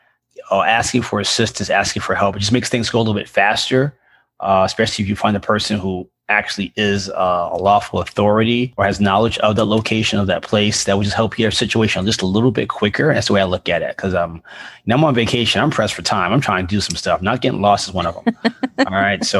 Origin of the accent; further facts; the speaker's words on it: New York, United States; growing up in New York